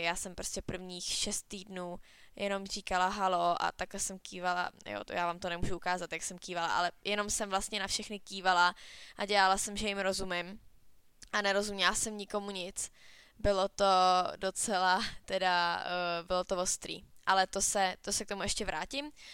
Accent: Cheb, Karlovy Vary Region, Czechia; u nás na škole na Gimplu v Chebu

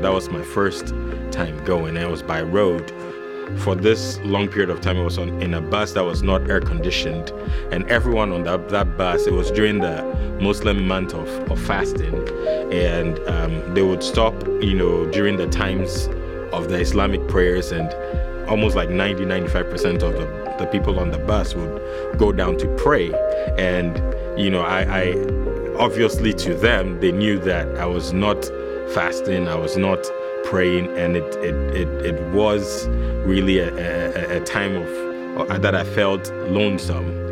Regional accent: Ghana; I'm from Ghana, West Africa

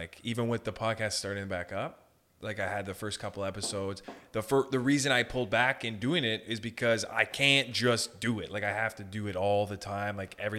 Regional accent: Sault Ste. Marie, Ontario, Canada; I grew up in Sault Ste. Marie.

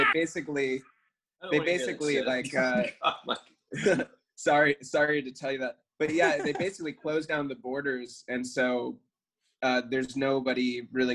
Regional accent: Mill Valley, California, United States; moved away as an adult; also born or lived in San Francisco / Los Angeles; now in Bali, Indonesia; I grew up like in Mill Valley. It's like, you know, across the Golden Gate Bridge, like 15 minutes

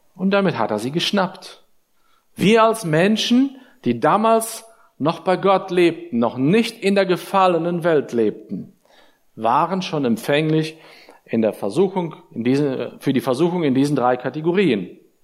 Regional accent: Germany; uns als Deutsche

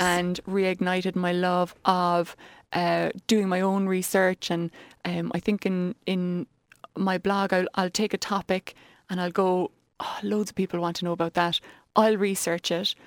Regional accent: Ballincollig, Munster, Ireland; moved away as an adult; also born or lived in Dublin; I'm from Ballincollig originally

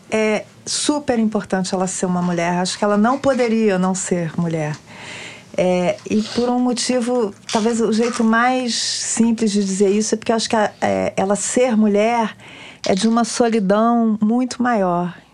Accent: Brazil; eu cresci no Brasil, né, e ah, moro no Brasil

